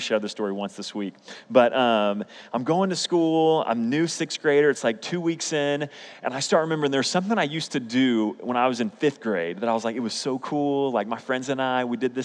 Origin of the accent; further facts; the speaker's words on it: Oklahoma City, Oklahoma, United States; also born or lived in Edmond, Oklahoma; I grew up in Oklahoma City public schools, which was in Oklahoma City